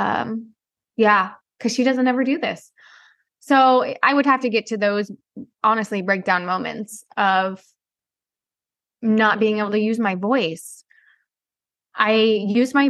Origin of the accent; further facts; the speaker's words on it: the Midwest, Missouri, United States; growing up in the Midwest, we live in Missouri